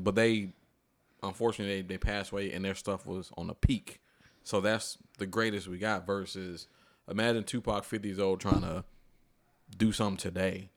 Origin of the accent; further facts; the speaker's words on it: Atlanta, Georgia, United States; I'm from Atlanta